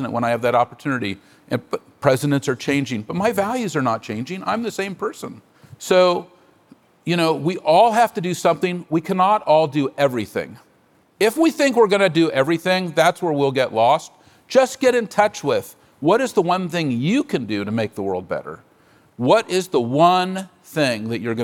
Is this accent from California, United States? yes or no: yes; San Francisco, California, United States; I'm a native San Franciscan. I was born on Divisadero Street